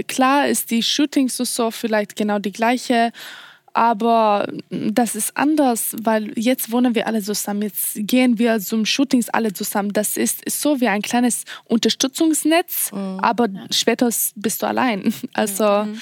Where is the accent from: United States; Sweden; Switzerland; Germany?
Sweden; German is a second language; Ich komme aus Schweden